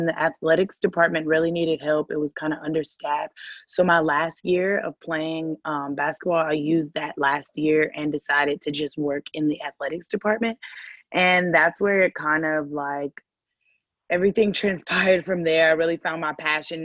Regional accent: Huntsville, Alabama, United States; moved away; I am originally from Huntsville, Alabama, which is a very small city in Alabama

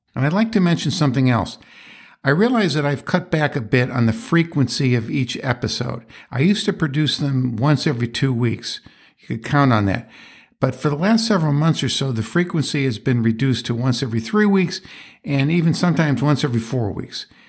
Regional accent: Rochester, New York, United States; my hometown of Rochester

